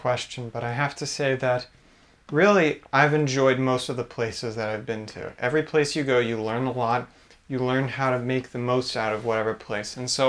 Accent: United States; my ability to enjoy it as an American.

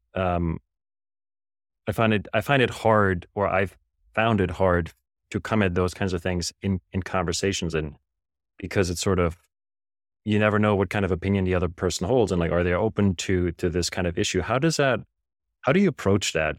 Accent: Germany; now in United States; I grew up in Germany

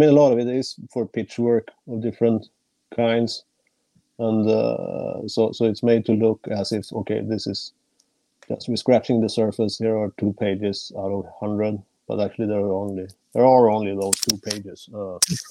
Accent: Sweden; now in China; I'm from Sweden originally

